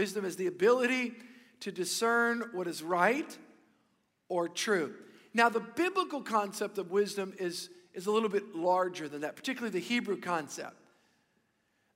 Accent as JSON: {"language": "English", "region": "South Louisiana", "country": "United States", "tie": "born or raised there", "said": "I grew up here in South Louisiana"}